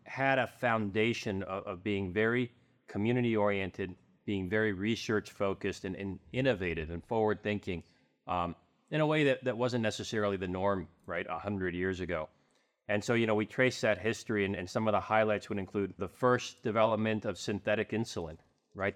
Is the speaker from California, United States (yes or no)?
yes; Southern California, United States; now in Arizona, United States; I grew up in Southern California